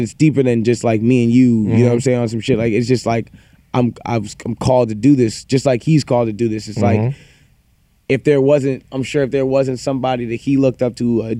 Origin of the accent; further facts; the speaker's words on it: Toronto, Ontario, Canada; we're all from Toronto.